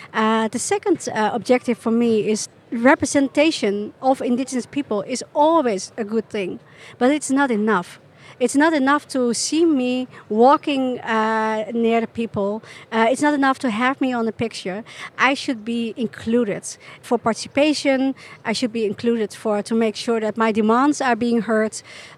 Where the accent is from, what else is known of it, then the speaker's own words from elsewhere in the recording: Chile; born there; I was born in Chile, and 10 minutes after I was born, I was taken by nuns